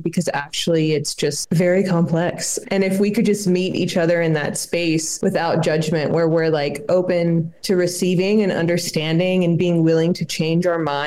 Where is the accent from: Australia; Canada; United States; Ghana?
United States; South Carolina; now in Mexico City, Mexico; I grew up in South Carolina.